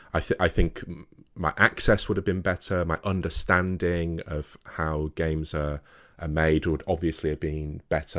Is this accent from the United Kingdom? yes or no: yes; Wakefield, Yorkshire and the Humber, United Kingdom; I'm, I'm from Wakefield, so, you know, the same place that the company originated